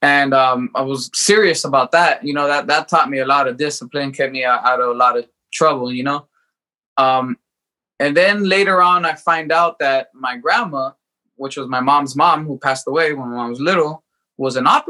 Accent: California, United States; also born or lived in Los Angeles / San Diego / Tecate, Mexico; I was born in Los Angeles and kind of raised all over the place in Southern California. Born in Los Angeles, then moved to San Diego. I lived in actually in Tecate, Mexico for a little bit in Mexico.

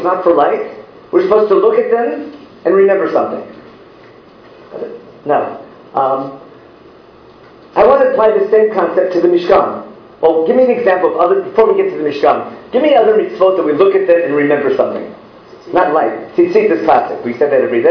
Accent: Israel; I'm from Israel

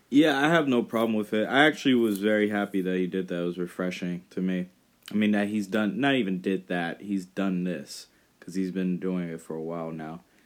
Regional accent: Northern California, United States; moved away; I was from Northern California

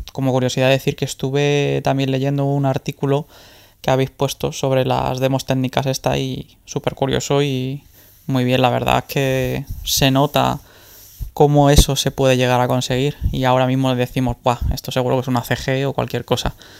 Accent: Madrid, Community of Madrid, Spain; soy de Madrid, tengo 33 años

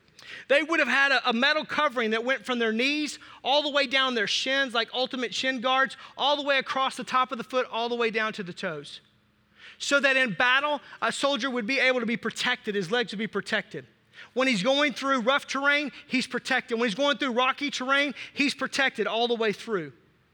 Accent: Racine, Wisconsin, United States; I'm from Racine, southern Wisconsin.

